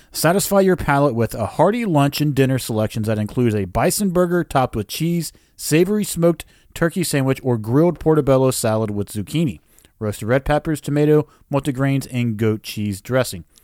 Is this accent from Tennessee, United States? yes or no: yes; Tennessee, United States; we come from Tennessee